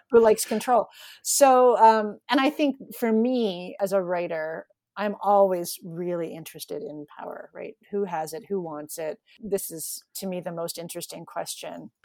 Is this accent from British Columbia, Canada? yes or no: no; Toronto, Ontario, Canada; moved away as an adult; now in Newfoundland, Canada; I grew up in Toronto, sort of lived a, a pretty city existence.